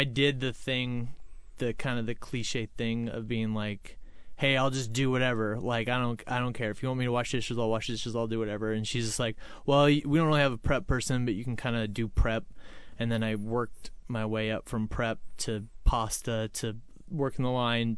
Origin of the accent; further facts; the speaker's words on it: Edmonds, Washington, United States; also born or lived in Alaska; I grew up in Edmonds pretty much my entire life